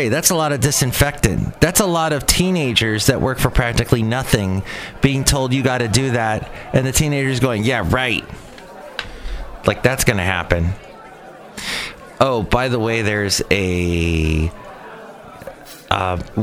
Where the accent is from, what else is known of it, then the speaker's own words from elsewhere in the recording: California, United States; accent: California; I got my California accent